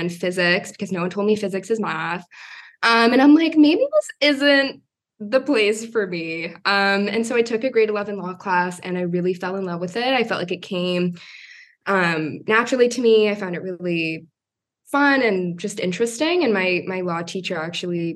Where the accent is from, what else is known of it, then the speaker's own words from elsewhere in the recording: Toronto, Ontario, Canada; I'm a Canadian law student in Toronto, born and raised in Toronto